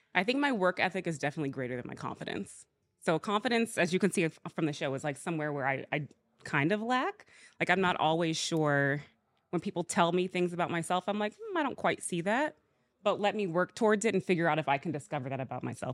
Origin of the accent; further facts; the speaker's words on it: Georgia, United States; also born or lived in Alabama; I was born in Alabama. I was raised in Georgia